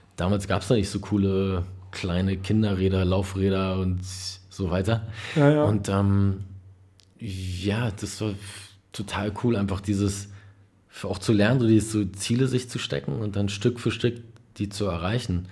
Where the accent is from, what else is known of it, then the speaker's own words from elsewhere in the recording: Berlin, Germany; also born or lived in Kreuzberg, Berlin; es war wirklich in Berlin-Neukölln am Spielplatz